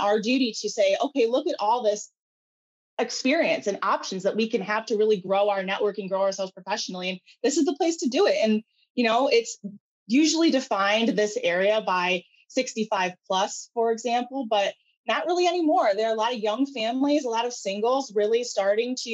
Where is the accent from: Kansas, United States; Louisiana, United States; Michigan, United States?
Michigan, United States; Grand Haven; also born or lived in Chicago; I grew up in Grand Haven, went to Grand Haven High School.